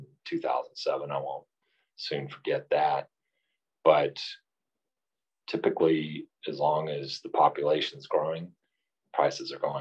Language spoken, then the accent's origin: English; Garland, Texas, United States; also born or lived in California / Austin, Texas / Dallas, Texas; I grew up in Garland, so I'm from the DFW area. I was born in California, moved here when I was 3 years old